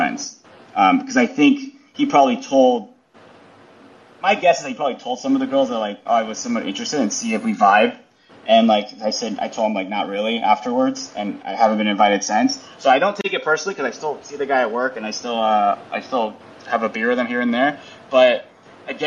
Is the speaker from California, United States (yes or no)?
yes; California, United States; now in New York, United States; I'm so Californian